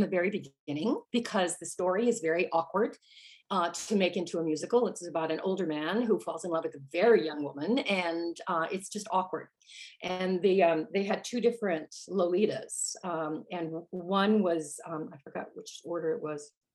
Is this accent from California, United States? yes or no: no; Park Ridge, Illinois, United States; I grew up just outside Chicago, Chicago area.